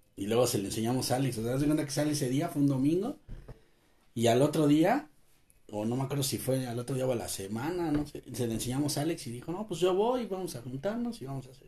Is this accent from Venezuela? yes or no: no; Mexico; nosotros como mexicanos